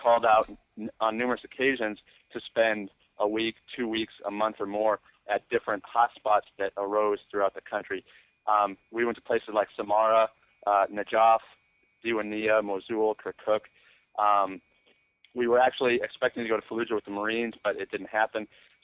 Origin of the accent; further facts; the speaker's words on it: United States; I'm American